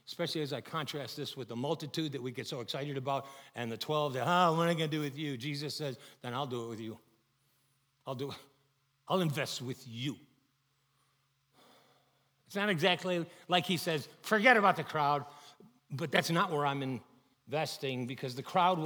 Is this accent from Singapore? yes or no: no; Chicago, Illinois, United States; I grew up in Chicago